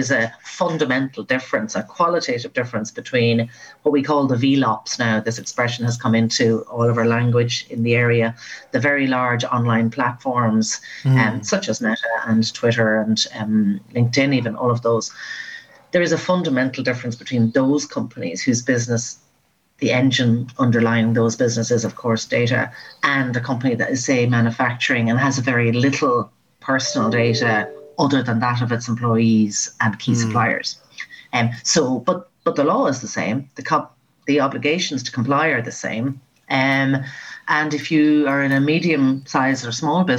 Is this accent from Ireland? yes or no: yes; Mullingar, Leinster, Ireland; moved away as an adult; I love that you mentioned Mullingar, because that's my hometown